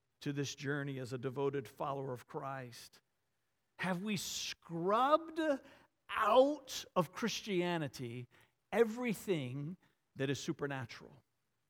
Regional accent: Varina, Virginia, United States; a little country Episcopal church in the small town Verina where I grew up just outside of Richmond

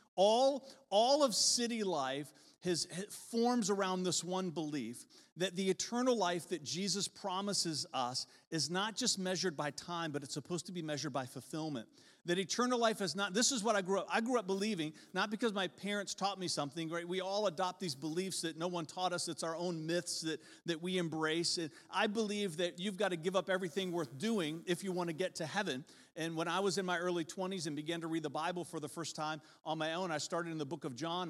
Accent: Verona, Virginia, United States; And I grew up in Verona

